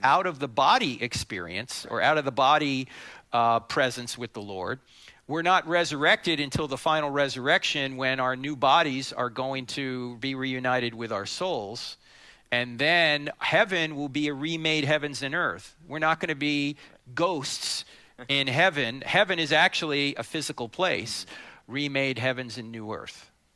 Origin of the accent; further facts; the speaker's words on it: New Jersey, United States; I'm from New Jersey